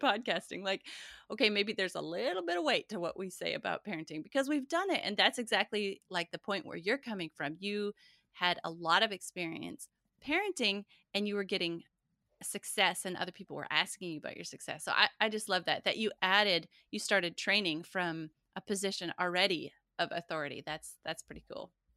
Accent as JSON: {"language": "English", "region": "Montana", "country": "United States", "tie": "born or raised there", "said": "growing up in Montana"}